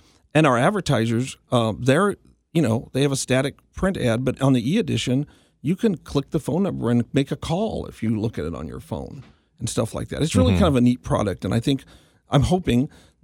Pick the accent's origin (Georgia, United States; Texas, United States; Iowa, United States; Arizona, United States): Texas, United States; McAllen; also born or lived in Brownsville, Texas; I was born in Brownsville, but quickly moved to McAllen, and my father ran the Monitor